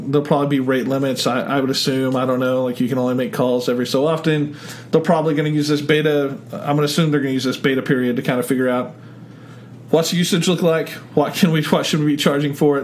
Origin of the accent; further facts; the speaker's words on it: Oklahoma, United States; I'm from Oklahoma